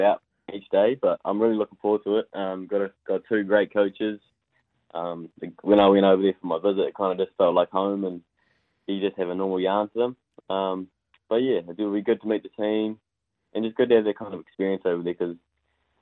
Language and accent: English; Hawke's Bay, New Zealand; in my hometown